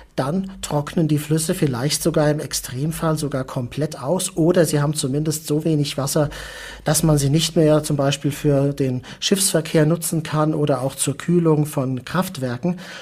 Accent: Mainz, Rhineland-Palatinate, Germany; Ich komme ja aus Mainz, äh, bin da auch aufgewachsen

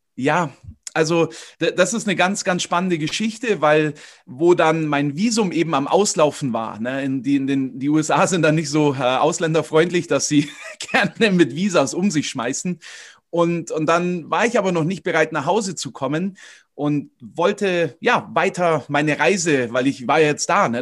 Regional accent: Königsbrunn, Bavaria, Germany; Ich äh, komme aus Königsbrunn, das ist bei Augsburg. Und ähm, da bin ich auch aufgewachsen, im Umkreis geboren

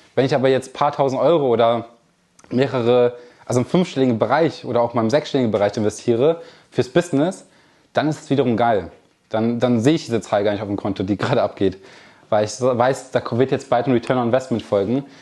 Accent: Kamp-Lintfort, North Rhine-Westphalia, Germany; born or raised there

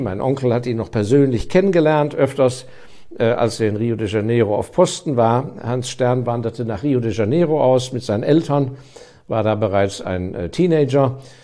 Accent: Germany; ich bin Deutscher

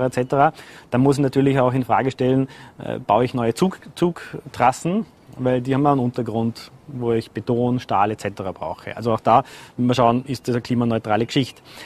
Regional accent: Vorarlberg, Austria; moved away; also born or lived in Vienna; zurückzukehren in meine Heimat

